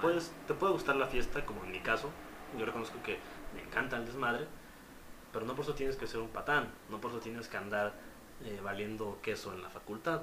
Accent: Mexico; soy de México

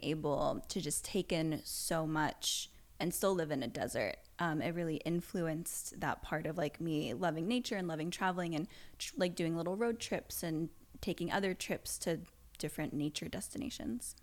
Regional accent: Las Vegas, Nevada, United States; moved away as an adult; now in Los Angeles, United States; I grew up in Vegas. So, our backyard was just a giant, like, desert

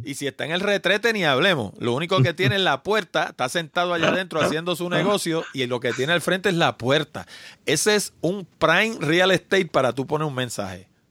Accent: New York, United States; yo nací en Nueva York, yo hablo un inglés como un americano y hablo español también.

